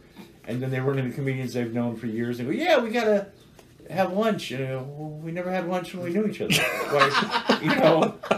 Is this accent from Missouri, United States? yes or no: yes; St. Louis, Missouri, United States; We're both from St. Louis, which we are. We're Cardinal fans.